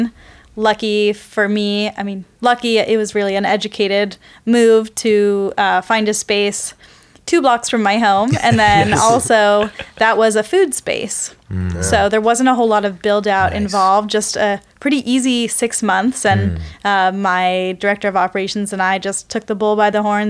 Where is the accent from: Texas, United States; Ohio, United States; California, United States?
California, United States; Palo Alto; also born or lived in East Coast / San Leandro; I grew up in Palo Alto, actually